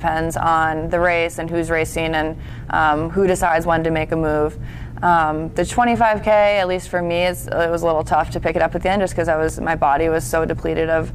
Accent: New York, United States; moved away as an adult; also born or lived in California; now in North Carolina, United States; I'm from New York originally, lived there my whole life up until college

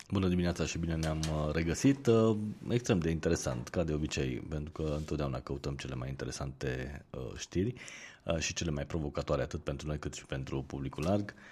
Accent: Romania; noi ca și români

